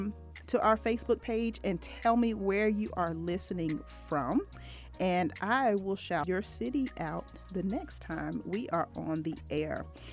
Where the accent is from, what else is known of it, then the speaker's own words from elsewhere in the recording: Norfolk, Virginia, United States; moved away; my hometown of Norfolk, Virginia, Virginia Beach, Virginia